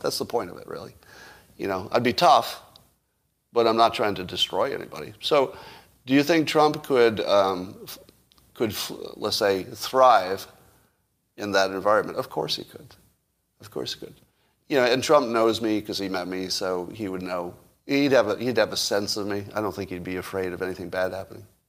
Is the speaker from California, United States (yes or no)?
yes; California, United States; I'm a Californian